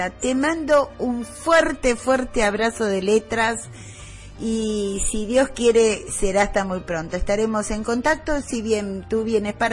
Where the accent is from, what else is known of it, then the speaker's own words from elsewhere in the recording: Argentina; Luis Brasil dice que yo ya soy más este, uruguaya que argentina